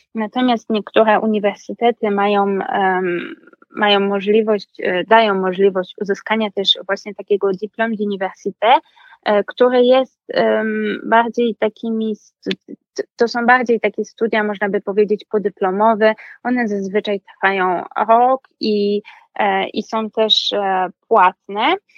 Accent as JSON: {"language": "Polish", "town": "Wrocław", "region": "Lower Silesian Voivodeship", "country": "Poland", "tie": "born or raised there", "also_born_or_lived": "Nice", "moved": "as an adult", "lives_now": "Paris, France", "said": "jestem z Wrocławia, więc studiowałam też w swoim jakby rodzinnym mieście"}